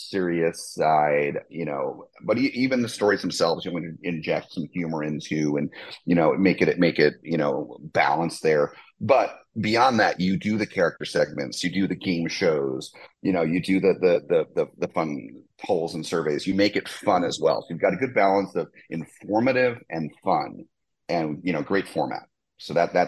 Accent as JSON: {"language": "English", "region": "New Jersey", "country": "United States", "tie": "born or raised there", "said": "I grew up in New Jersey."}